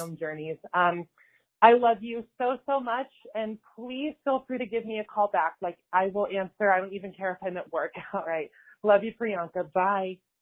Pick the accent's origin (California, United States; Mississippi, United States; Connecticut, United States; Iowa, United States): California, United States; Pomona; I'm from Pomona, California.